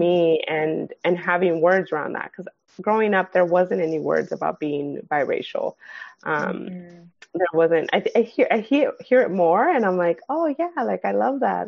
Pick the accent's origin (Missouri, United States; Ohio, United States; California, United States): California, United States; Los Angeles; also born or lived in San Gabriel Valley / Pasadena; I grew up in the San Fernando Valley.